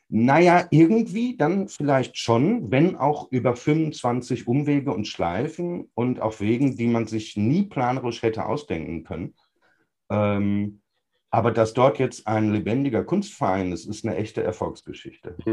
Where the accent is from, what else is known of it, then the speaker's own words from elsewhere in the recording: North Rhine-Westphalia, Germany; Meine Heimatstadt im Sauerland war früher eine belebte Fußgängerzone, heute gibt es da gar nichts mehr.